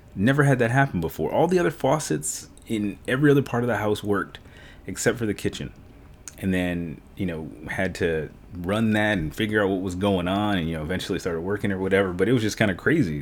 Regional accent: New York, United States; now in San Antonio, United States; I'm from New York

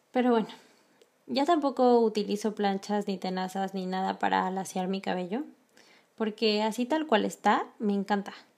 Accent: Mexico; moved away as an adult; como mexicana

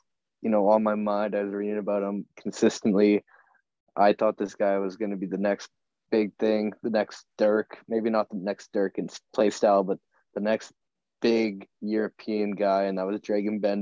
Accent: Saskatoon, Saskatchewan, Canada; we're all from Saskatoon. We all know the Blades

